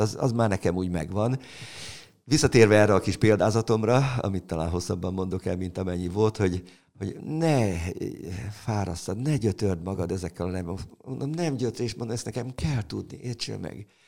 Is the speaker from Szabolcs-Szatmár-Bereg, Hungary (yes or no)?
no; Orosháza, Békés, Hungary; moved away; also born or lived in Gerendás / Szeged; Orosháza ö, szülővárosom, ugye a gimnázium évek